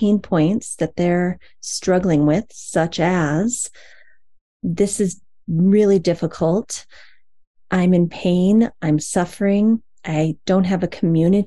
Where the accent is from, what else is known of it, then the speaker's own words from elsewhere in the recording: Iowa, United States; moved away; the community that I grew up in Iowa, long, long ago